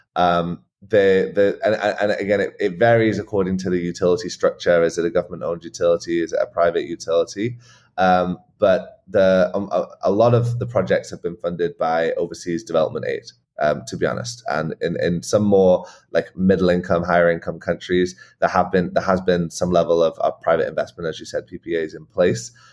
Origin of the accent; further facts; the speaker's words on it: England, United Kingdom; moved away; also born or lived in Scotland; I grew up in England um, on a farm in a pretty rural area on the Welsh borders